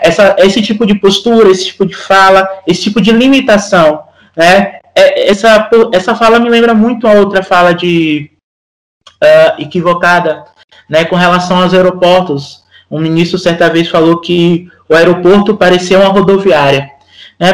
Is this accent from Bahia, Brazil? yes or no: yes; Feira de Santana, Bahia, Brazil; Sou de Feira de Santana, que já não é recôncavo, né, já é no sertão